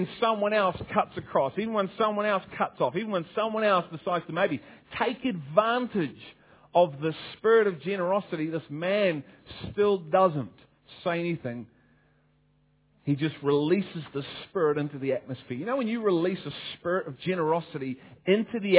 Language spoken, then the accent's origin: English; Liverpool, North West England, United Kingdom; And I'm from Liverpool